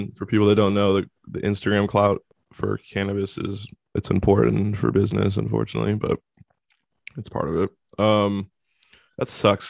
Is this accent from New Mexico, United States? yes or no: no; Seattle, Washington, United States; I'm from Seattle.